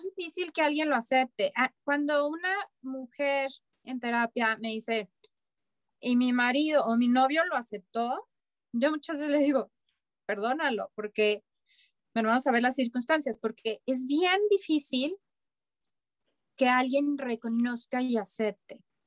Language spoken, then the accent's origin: Spanish; Mexico; a los mexicanos nos falta